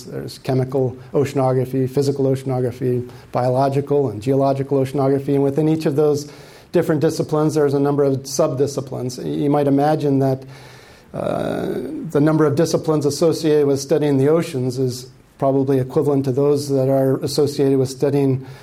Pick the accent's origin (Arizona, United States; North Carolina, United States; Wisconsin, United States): Arizona, United States; Tucson; moved away; I came from Arizona. I grew up in Tucson